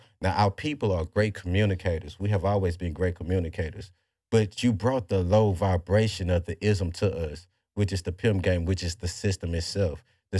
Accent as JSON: {"language": "English", "region": "the South", "country": "United States", "said": "we're from the South. You know how we are. We play as pimps out here."}